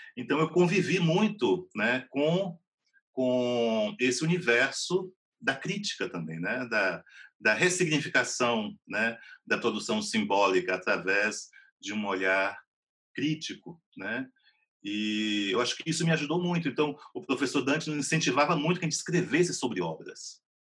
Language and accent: Portuguese; Vitória da Conquista, Bahia, Brazil; also born or lived in Macaúbas, Bahia / Salvador; eu nasci em Macaúbas, mas na década de 70 minha família se mudou para Vitória da Conquista. Então, a minha formação toda foi em Vitória da Conquista, uma cidade do sudoeste da Bahia